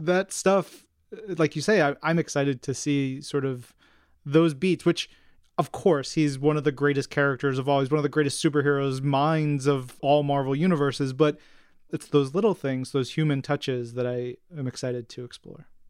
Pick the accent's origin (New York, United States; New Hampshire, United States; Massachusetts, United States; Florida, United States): New York, United States; I grew up in New York. I've never lived anywhere else but New York